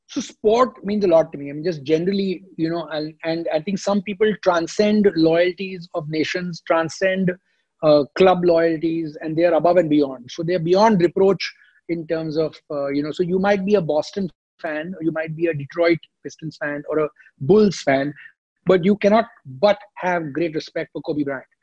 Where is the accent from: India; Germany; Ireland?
India; I'm from India.